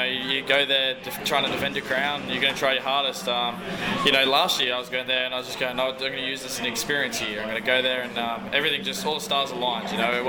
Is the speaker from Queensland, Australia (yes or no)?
yes; Queensland, Australia; I grew up in Queensland.